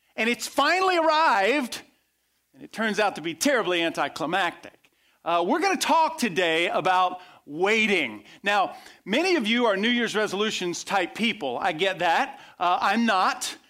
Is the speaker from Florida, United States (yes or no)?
yes; west coast of Florida, United States; I grew up on the west coast of Florida.